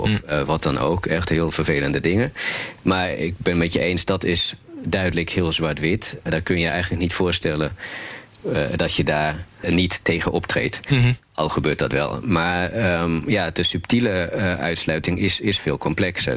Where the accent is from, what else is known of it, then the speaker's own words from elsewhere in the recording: Berlin, Germany; now in Netherlands; ik kom uit Duitsland, uit Berlijn